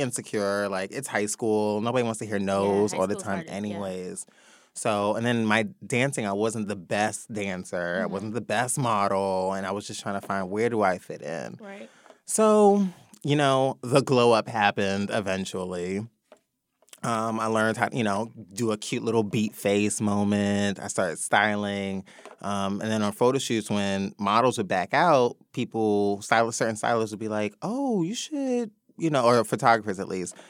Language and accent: English; New York City, New York, United States; also born or lived in Atlanta; born and raised in the Bronx